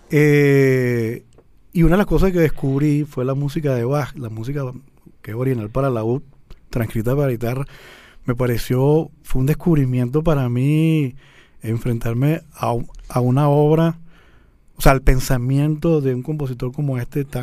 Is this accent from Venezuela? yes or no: yes; Guarenas, Miranda, Venezuela; also born or lived in Caracas; yo nací aquí en Caracas, pero mi familia se mudó a Guarena en el año